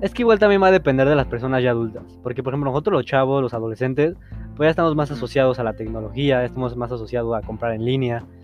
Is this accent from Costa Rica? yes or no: no; Mexico; siendo mexicanos